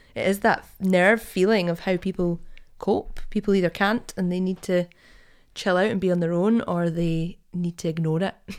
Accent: Perth, Scotland, United Kingdom; growing up in Perth

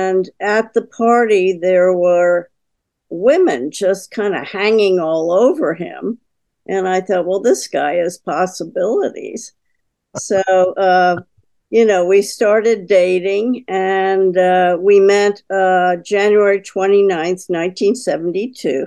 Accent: Connecticut, United States; also born or lived in Philadelphia, Pennsylvania; I was born in Philadelphia and lived outside of Philadelphia till 1955. And when my mother remarried, we moved to Connecticut

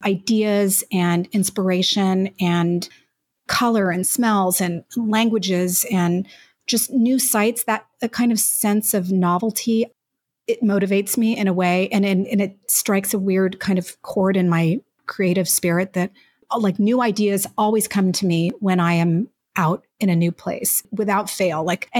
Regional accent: Mexico; born there; And actually, I was even born in another country. I was born in Mexico. My parents were expats who moved there to be inspired by a new place

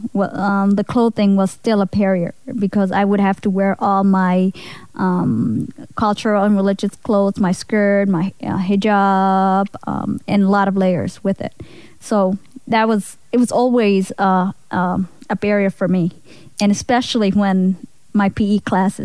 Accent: Minnesota, United States; also born or lived in Somalia / Kenya; I was 6 years old when I came. I was from Somalia, but then I came from Kenya. So Kenya to Minnesota.

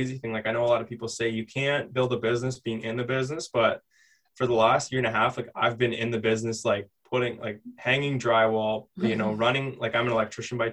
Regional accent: London, Ontario, Canada; we're from London

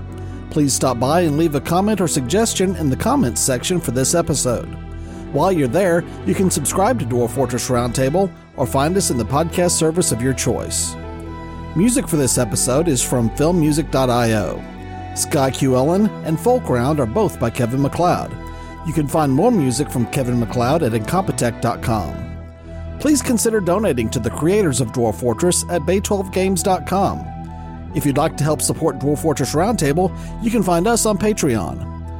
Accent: Melbourne, Victoria, Australia; That's I'm from Melbourne.

